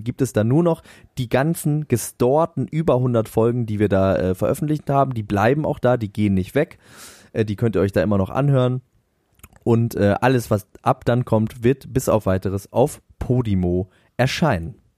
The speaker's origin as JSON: {"language": "German", "region": "Northern Germany", "country": "Germany", "said": "bei uns in Norddeutschland"}